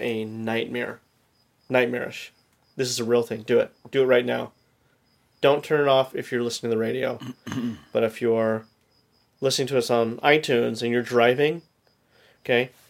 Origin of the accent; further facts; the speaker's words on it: California, United States; Growing up in California, we all grew up in California